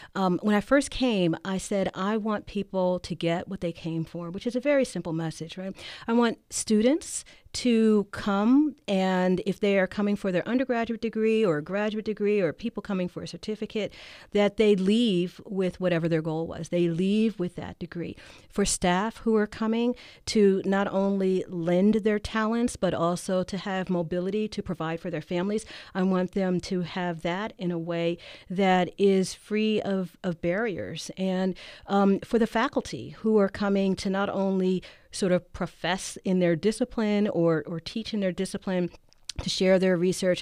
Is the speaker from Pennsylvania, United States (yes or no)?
yes; Philadelphia, Pennsylvania, United States; now in Davis, United States; I'm from Philly